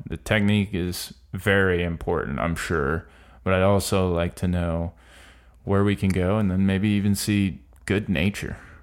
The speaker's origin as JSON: {"language": "English", "region": "Florida", "country": "United States", "said": "I'm from Florida"}